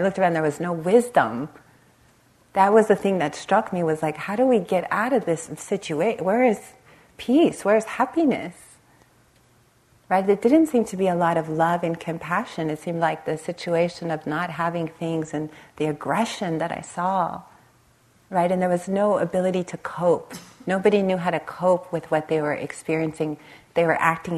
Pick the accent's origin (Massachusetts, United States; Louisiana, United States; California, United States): California, United States; Los Angeles; I grew up in the Los Angeles area, right on the Compton-Long Beach border.